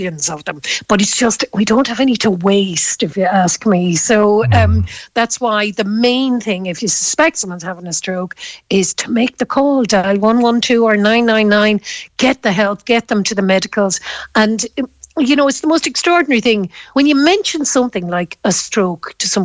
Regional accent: Galway, Connacht, Ireland; when I was growing up in Galway

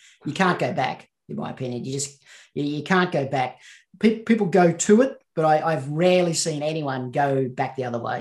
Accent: Central Queensland, Australia; I was brought up in Central Queensland

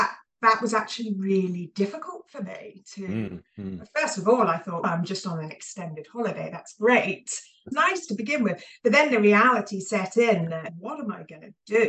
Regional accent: Hampshire, South East England, United Kingdom; moved away as an adult; now in Edinburgh, United Kingdom; I grew up in the home counties of England in Hampshire along the south coast, and ended up in Scotland.

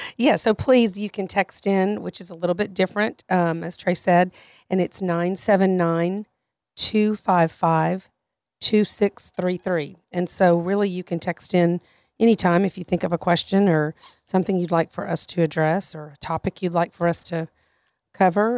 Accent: Louisiana, United States; I'm from Louisiana.

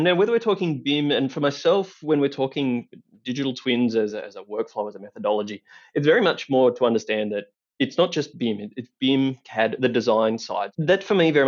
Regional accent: country Victoria, Australia; accent: Aussie twang; moved away as an adult; also born or lived in Melbourne, Australia; now in Denver, United States; I am indeed Australian. I grew up in country Victoria and lived in Melbourne for many years.

